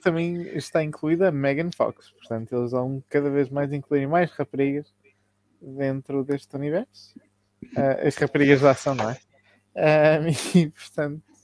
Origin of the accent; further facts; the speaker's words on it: South Africa; Eu nasci na África do Sul